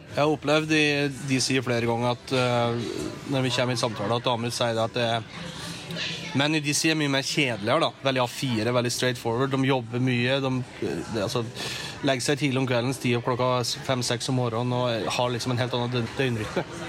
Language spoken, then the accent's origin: Norwegian; Norway; moved away as an adult; now in Washington, United States